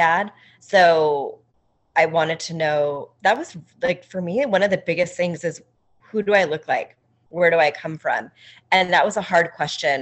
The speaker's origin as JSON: {"language": "English", "town": "Los Angeles", "region": "California", "country": "United States", "tie": "born or raised there", "said": "I was born in Los Angeles"}